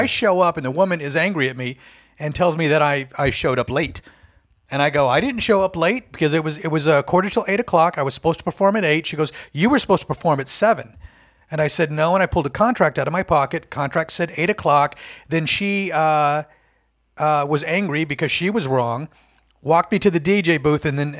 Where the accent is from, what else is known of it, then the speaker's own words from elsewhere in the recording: United States; born there; You mean in the past? Well, I mean, I was born in America.